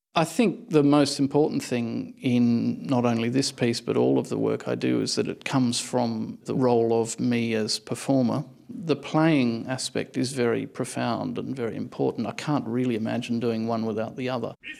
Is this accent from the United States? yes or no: no; Australia; moved away as an adult; now in Berlin, Germany; I'm Australian